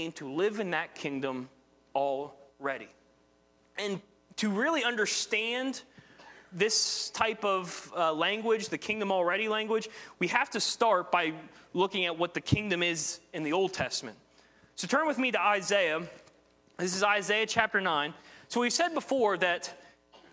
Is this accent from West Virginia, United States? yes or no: yes; West Virginia, United States; accent: West Virginia; my West Virginia accent